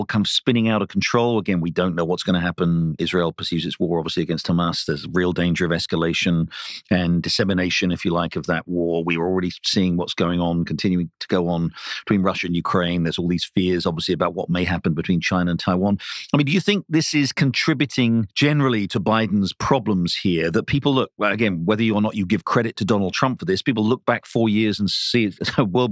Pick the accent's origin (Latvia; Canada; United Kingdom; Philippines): United Kingdom; England; moved away; I grew up in England, where I went to university.